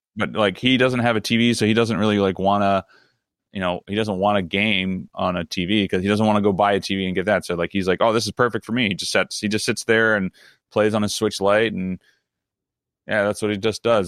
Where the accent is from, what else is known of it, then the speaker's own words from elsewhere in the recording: Maryland, United States; I'm from Southern Mar-, not Southern Maryland, but I'm from Maryland, which is technically still in the South